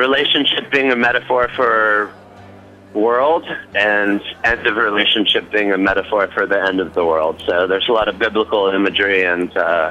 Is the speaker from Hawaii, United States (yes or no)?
no; the Bay Area, California, United States; I'm from the Bay Area